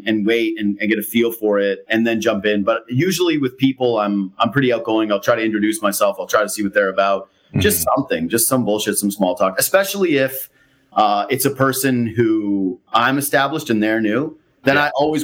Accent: Western Canada, Canada; moved away; I'm from out west

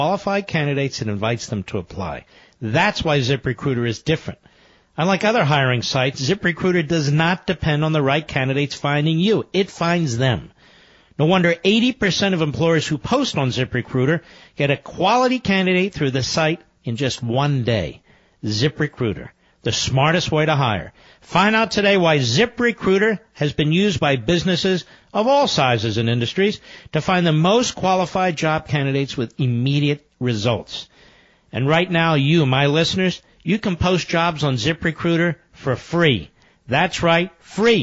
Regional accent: Philadelphia, Pennsylvania, United States; I was born in Philadelphia

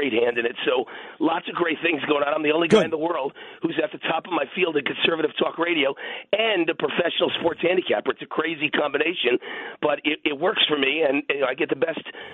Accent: Mount Vernon, New York, United States; moved away as an adult; now in Las Vegas, United States; I lived in New York, born and raised in Mount Vernon, New York, Mount Vernon Hospital, 27 years in New York.

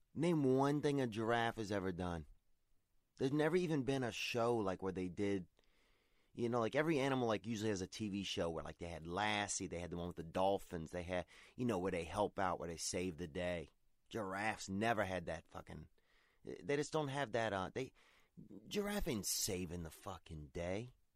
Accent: Covington, Louisiana, United States; my old neighborhood where I grew up, McGee Street, there in Covington, Louisiana

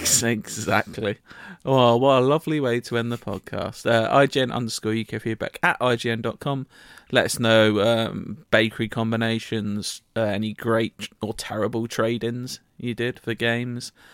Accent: United Kingdom; I'm British

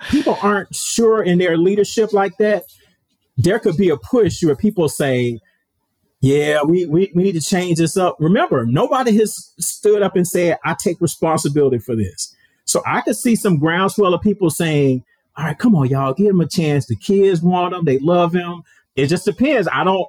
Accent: Atlanta, Georgia, United States; Like I said, I'm from Atlanta. I remember when Deion was, he had clubs in Atlanta.

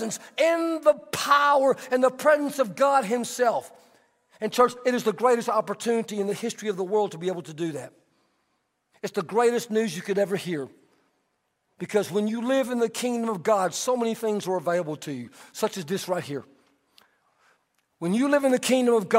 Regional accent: Texas, United States; I'm Texan

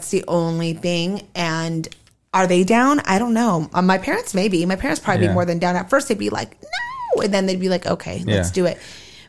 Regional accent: Arizona, United States; born there; So I was born in Arizona.

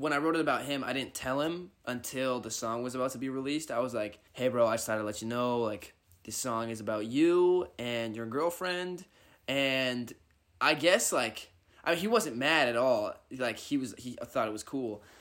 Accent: northeast of Seattle, Washington, United States; I'm from Washington, like, up kinda by Seattle, like, forty-five minutes northeast of Seattle.

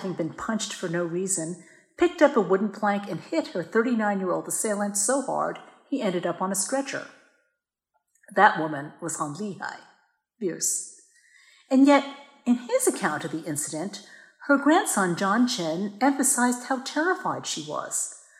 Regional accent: Yonkers, New York, United States; born or raised there

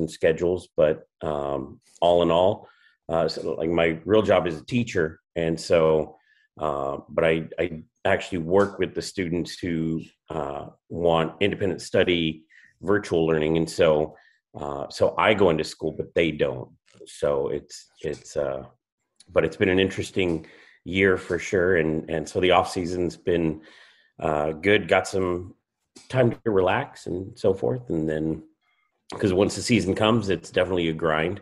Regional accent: La Verne, California, United States; also born or lived in Rancho Cucamonga / Upland; I grew up in Laverne, and so kind of on the edge of San Gabriel Valley, and pretty much lived kind of right along the foothills all my life

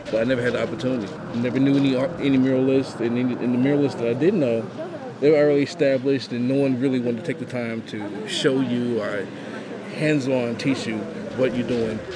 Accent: Louisville, Kentucky, United States; in Louisville, you know, this is my hometown

